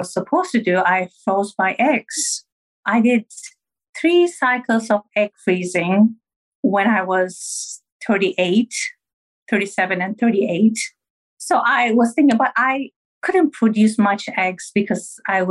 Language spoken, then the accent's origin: English; Turkey; moved away; I'm originally from Turkey